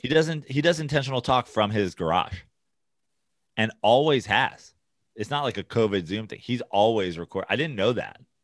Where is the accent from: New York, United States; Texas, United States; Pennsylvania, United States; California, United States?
New York, United States; I'm from New York